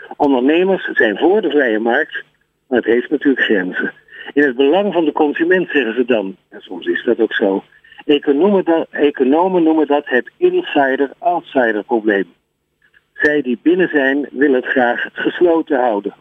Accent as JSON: {"language": "Dutch", "town": "Amsterdam", "region": "North Holland", "country": "Netherlands", "said": "ik kom uit Amsterdam"}